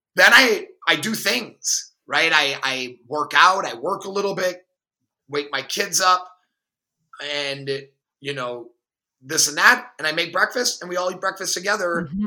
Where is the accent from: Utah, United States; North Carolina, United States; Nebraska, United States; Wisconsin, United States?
Wisconsin, United States; Milwaukee; I grew up in Milwaukee, a very diverse city.